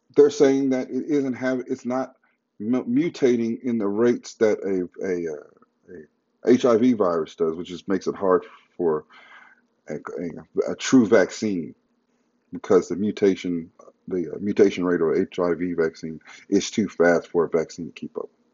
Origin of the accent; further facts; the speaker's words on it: United States; as an American